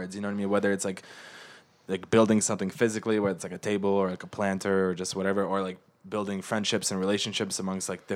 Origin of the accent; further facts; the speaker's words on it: San Diego, California, United States; also born or lived in Ukraine / Colorado; I'm from Ukraine. I lived in Colorado for a little bit when I moved to America. And then I was raised most of my life in San Diego